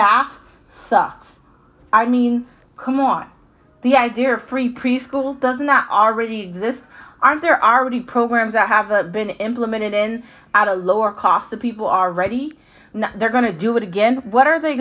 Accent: United States; Because I'm an American. I was born an American.

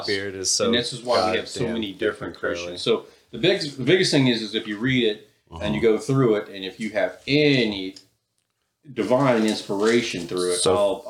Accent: the Bible Belt, United States; growing up in the Bible Belt

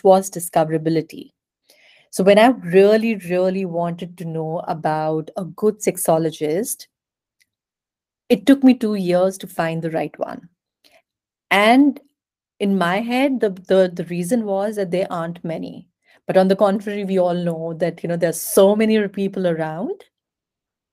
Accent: India; also born or lived in Europe; I'm Indian by nationality. I come from a very, very small town in India

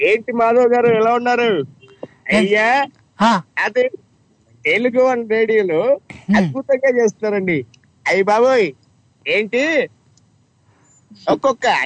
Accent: Guntur, Andhra Pradesh, India; okay అయితే మాది గుంటూరు

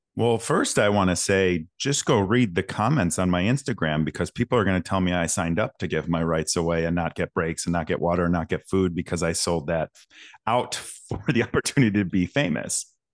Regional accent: Schaumburg, Illinois, United States; also born or lived in Rolling Meadows, Illinois; born and raised in Schaumburg, Illinois, Rolling Meadows, Illinois.

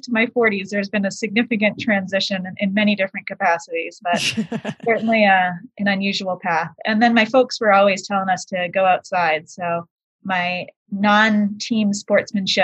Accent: Boston, Massachusetts, United States; moved away; also born or lived in Maine; we moved from Boston to Maine

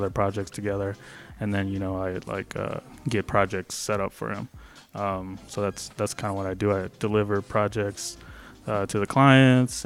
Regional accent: Round Rock, Texas, United States; also born or lived in Mexico; I grew up in Round Rock, which is like a suburb

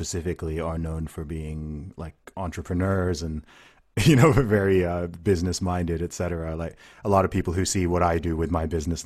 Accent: United Kingdom; also born or lived in Nigeria; I'm British, but I'm also Nigerian

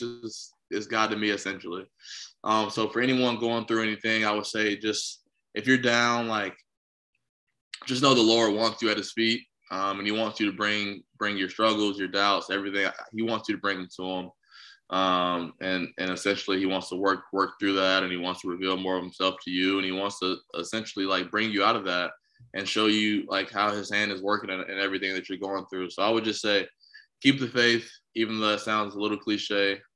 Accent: Southeast, United States; I'm from the Southeast

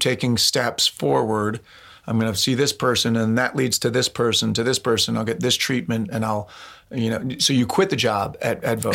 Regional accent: East Coast, United States; moved away; I'm from the East Coast

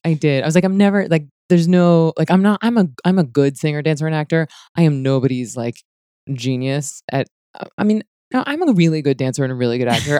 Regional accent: United States; moved away; Hurricane Michael, it wiped out, like, my hometown and my family's hometown

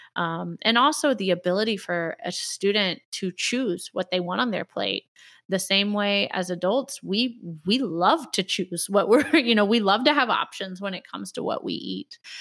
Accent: Indianapolis, Indiana, United States; in Indianapolis Public Schools, I'm very involved with, uh, some of the work here in my hometown

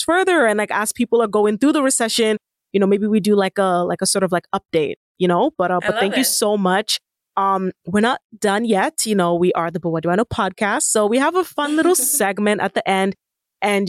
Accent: Nigeria; I'm Nigerian

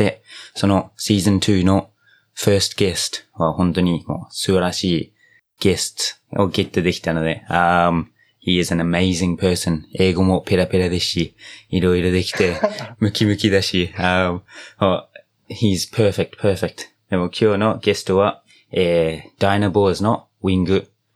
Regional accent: New Zealand; Japanese is a second language; now in Japan; 僕の母国ニュージーランド

